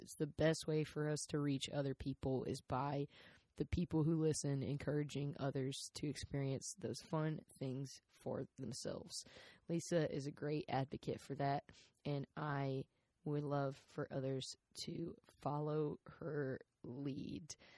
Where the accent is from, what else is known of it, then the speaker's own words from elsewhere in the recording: South Carolina, United States; I'm from South Carolina.